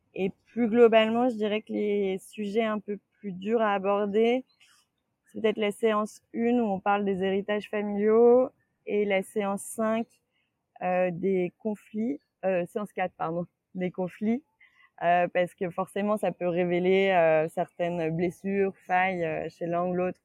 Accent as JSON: {"language": "French", "town": "Saint-Étienne", "region": "Auvergne-Rhône-Alpes", "country": "France", "also_born_or_lived": "Lyon", "moved": "yes", "said": "je viens de Saint-Étienne"}